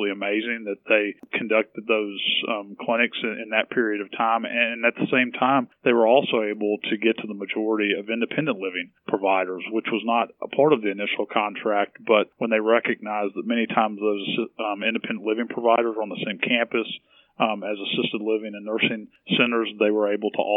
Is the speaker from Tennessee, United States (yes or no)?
yes; Nashville, Tennessee, United States; moved away; I'm from Tennessee originally